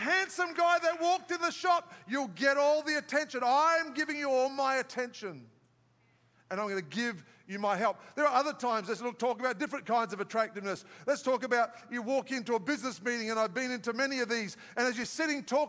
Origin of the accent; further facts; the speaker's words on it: Australia; moved away; I'm from Australia where the big white pointers are